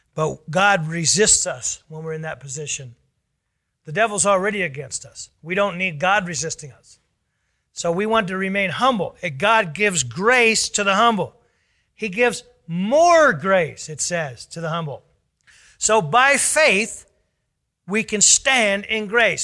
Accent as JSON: {"language": "English", "country": "United States"}